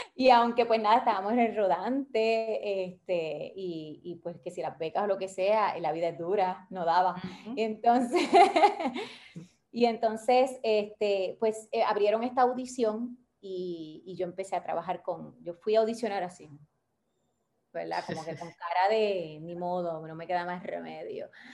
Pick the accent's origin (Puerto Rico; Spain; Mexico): Puerto Rico; Bayamón; also born or lived in Santurce; now in Gurabo, Puerto Rico; yo nací, yo viví, yo viví toda mi vida en Bayamón